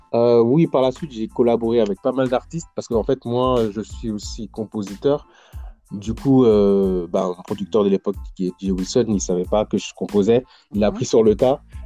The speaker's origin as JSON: {"language": "French", "area": "Paris suburbs, near Montfermeil", "region": "Île-de-France", "country": "France", "tie": "born or raised there", "said": "j'ai grandi en, j'ai grandi en banlieue, euh, du côté du quatre-vingt-treize, en, euh, à côté de Montfermeil"}